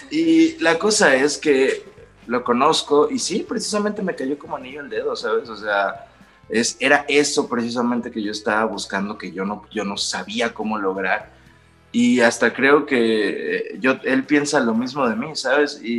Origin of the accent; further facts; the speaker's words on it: northern Mexico, Mexico; yo soy del norte de México. Y en el norte de México, pues tenemos fama de ser aferrados hasta la muerte